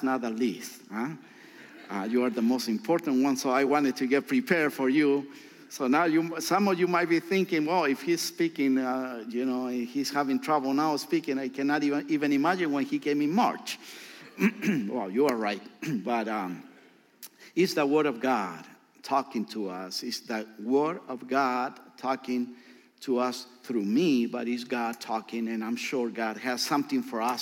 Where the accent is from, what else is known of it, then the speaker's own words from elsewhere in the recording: Santiago, Santiago Metropolitan Region, Chile; also born or lived in Rancagua; I grew up in Santiago.